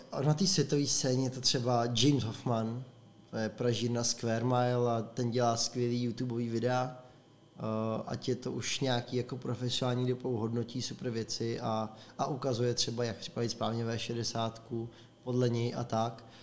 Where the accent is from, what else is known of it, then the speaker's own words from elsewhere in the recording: Prague, Czechia; moved away as an adult; now in Plzeň, Czech Republic; My jsme oba dva Pražáci. Zapráskaní Pražáci